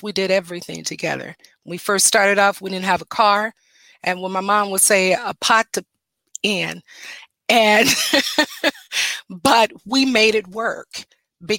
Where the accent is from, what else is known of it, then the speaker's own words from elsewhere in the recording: Detroit, Michigan, United States; I am a native Detroiter. I was born and raised in Detroit, Michigan